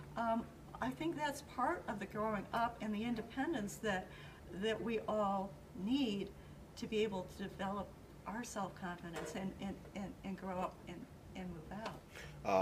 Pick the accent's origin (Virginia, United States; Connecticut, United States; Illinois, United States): Illinois, United States; Aurora; I was born in a hospital that isn't even a hospital anymore. Yeah, I've been here too long.